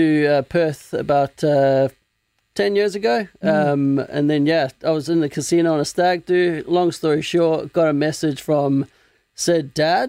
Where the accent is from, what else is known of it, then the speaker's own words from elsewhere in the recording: Zimbabwe; moved away; I was born in Zimbabwe. So back in 1982